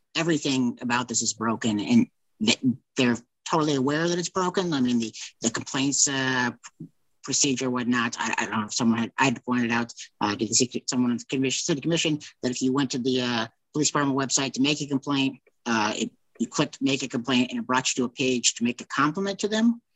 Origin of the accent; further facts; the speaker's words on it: Lawrence, Kansas, United States; growing up in Lawrence